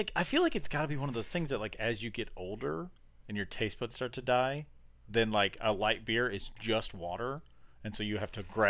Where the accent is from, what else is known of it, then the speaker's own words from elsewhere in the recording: Nebraska, United States; now in Arkansas, United States; Yeah, I grew up in Podunk Town, Nebraska, so like my early beginnings were, I knew nothing. I knew no one, and I did nothing because my town was tiny.